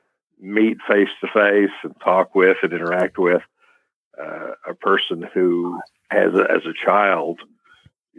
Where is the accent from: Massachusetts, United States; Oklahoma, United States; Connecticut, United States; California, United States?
Oklahoma, United States; Tulsa; here in my hometown, Tulsa, Oklahoma